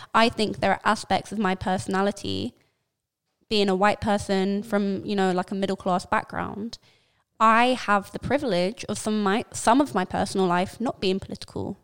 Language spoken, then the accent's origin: English; London, United Kingdom; being a Londoner